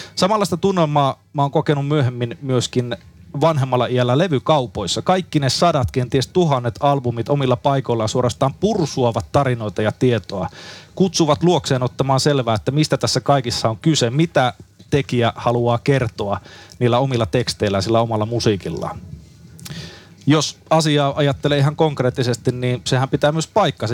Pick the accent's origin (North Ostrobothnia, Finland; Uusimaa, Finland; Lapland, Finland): North Ostrobothnia, Finland; Haapavesi; synnyinkaupunkini Haapaveden kirjastossa